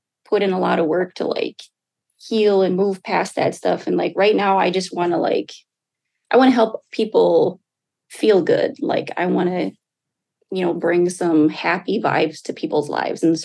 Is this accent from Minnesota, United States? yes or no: yes; Red Lake Nation, Minnesota, United States; now in Duluth, United States; I'm from the Red Lake Nation, joining you today from Duluth, Minnesota